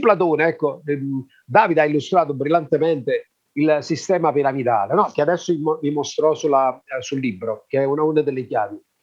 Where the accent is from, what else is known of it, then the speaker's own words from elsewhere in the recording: Magna Graecia, Southern Italy, Italy; noi siamo della Magna Grecia